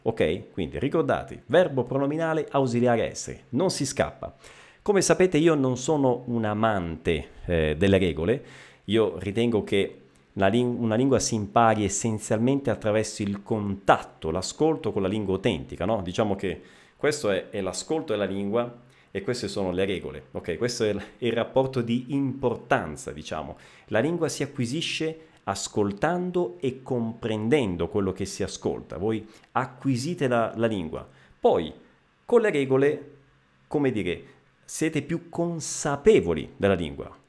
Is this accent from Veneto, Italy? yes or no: no; Messina, Sicily, Italy; Io sono eh, messinese, eh, quindi siciliano di Messina, della città di Messina